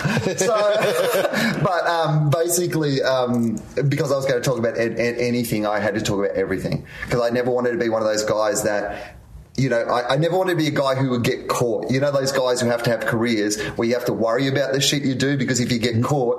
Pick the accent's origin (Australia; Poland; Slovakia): Australia; Oh, yeah, heaps. But also Australia, they scare you about everything.